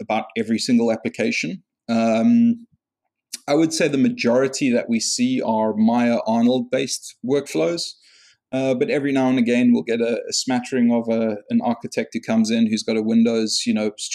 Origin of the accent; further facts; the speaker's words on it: South Africa; moved away; I'm originally South African and I started work at a post place over there